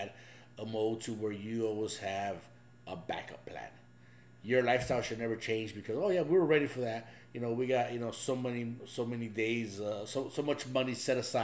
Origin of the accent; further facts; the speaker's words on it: Los Angeles, California, United States; also born or lived in Ensenada, Mexico; My wife and I grew up in East